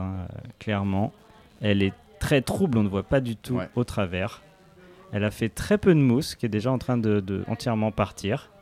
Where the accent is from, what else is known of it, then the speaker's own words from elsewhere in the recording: Paris, Île-de-France, France; je suis parisien